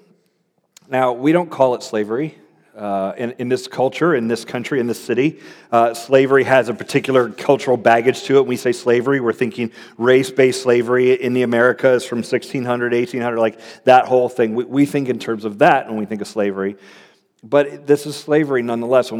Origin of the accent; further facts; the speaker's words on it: Florida, United States; moved away as an adult; also born or lived in Cincinnati, Ohio; I grew up in Florida